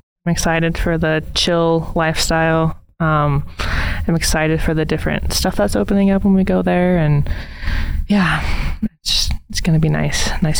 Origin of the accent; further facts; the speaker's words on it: Arvada, Colorado, United States; Arvada, Colorado.